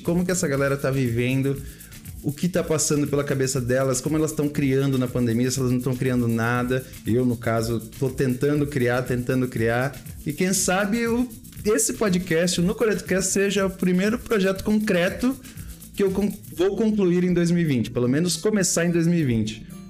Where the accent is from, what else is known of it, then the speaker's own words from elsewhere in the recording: Embu das Artes, São Paulo, Brazil; eu passei a minha adolescência no Imbu